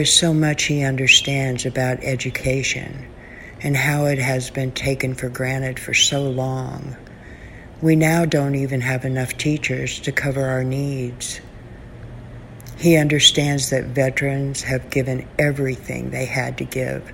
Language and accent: English; Southwest Missouri, United States; I'm from Southwest Missouri